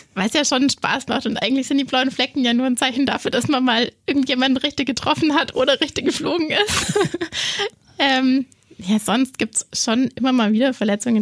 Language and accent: German; Augsburg, Bavaria, Germany; ich komme aus Augsburg, bin hier aufgewachsen, ähm, war dann immer zwischenzeitlich mal weg